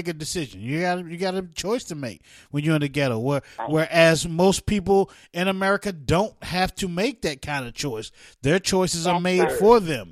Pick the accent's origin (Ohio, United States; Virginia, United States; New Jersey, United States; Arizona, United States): New Jersey, United States; East Orange; I was born in East Orange, New Jersey